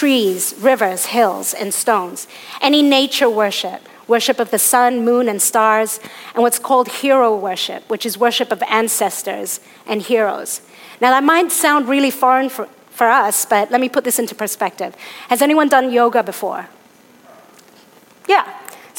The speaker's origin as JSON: {"language": "English", "country": "Hong Kong", "tie": "born or raised there", "said": "I was born in Hong Kong, and I'm one of my dad's six kids"}